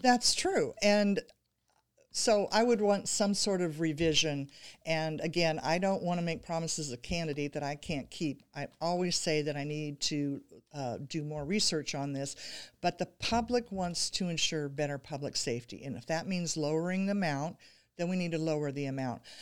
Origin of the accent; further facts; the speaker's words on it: Pleasant Hill, California, United States; my hometown of Pleasant Hill